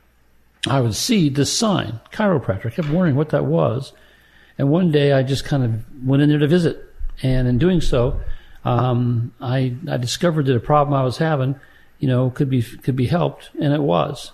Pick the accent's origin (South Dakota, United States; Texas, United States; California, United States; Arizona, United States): California, United States; San Diego; I grew up in San Diego, California. I was born there, downtown San Diego, Mercy Hospital.